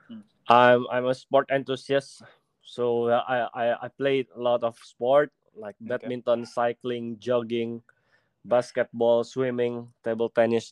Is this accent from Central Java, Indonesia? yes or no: no; Jakarta, Indonesia; also born or lived in Medan, Indonesia; So like I said before, I was born in Medan. But since 2 years old, I moved to Jakarta with my family.